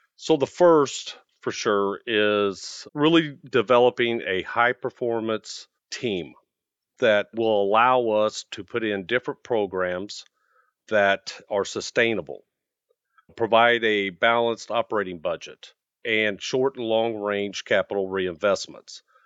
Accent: Midwest, United States; moved away as an adult; now in Arizona, United States; I'm from the Midwest.

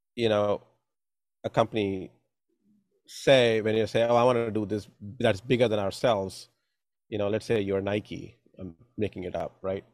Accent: India; moved away; growing up in India

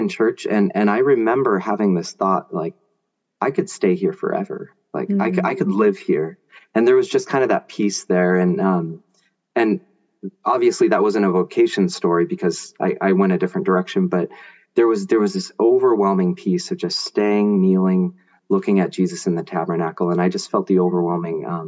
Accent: Grants Pass, Oregon, United States; also born or lived in San Francisco Bay Area, California; I moved when I was 1.5 from Bay Area to Grants Pass, Oregon. So my parish down there was St. Anne's

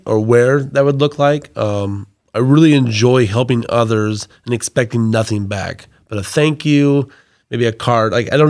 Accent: Nappanee, Indiana, United States; I'm from Napanee originally.

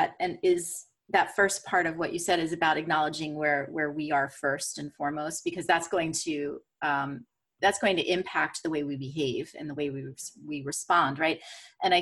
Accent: United States

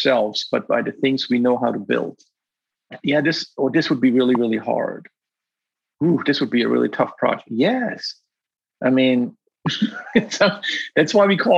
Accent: Black Forest, Baden-Württemberg, Germany; moved away as an adult; also born or lived in Virginia, United States; I grew up in a very loving family in the Black Forest

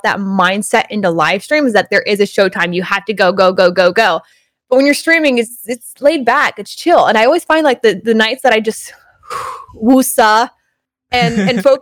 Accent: Stockton, California, United States; moved away as an adult; also born or lived in Belmont / San Mateo / Redwood City; I was born and raised in Stockton, and then I went to college in Belmont, but I lived in San Mateo, Redwood City for about 3 years

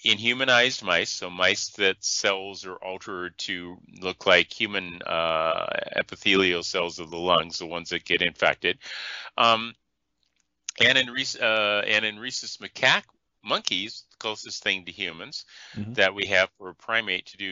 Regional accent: Iowa, United States; the size city I grew up in Iowa

